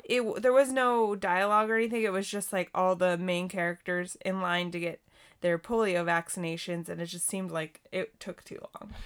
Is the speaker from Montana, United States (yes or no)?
yes; Montana, United States; also born or lived in California; I grew up in California for a couple years before I, we, we moved to Montana